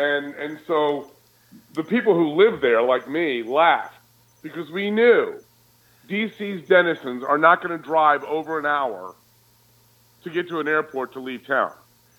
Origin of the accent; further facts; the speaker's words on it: Alexandria, Virginia, United States; Well, I was born and raised in Alexandria.